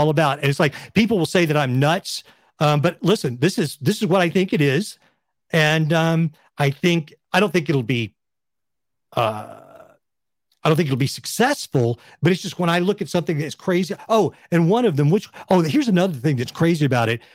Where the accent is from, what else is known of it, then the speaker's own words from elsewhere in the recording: West Texas, United States; moved away as an adult; I grew up in West Texas in a Republican family